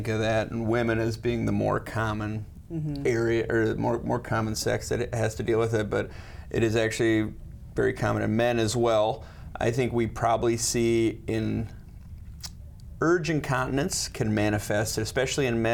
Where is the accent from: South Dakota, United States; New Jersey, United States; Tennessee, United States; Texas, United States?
South Dakota, United States; Sioux Falls; also born or lived in Chicago / Los Angeles; I grew up in Sioux Falls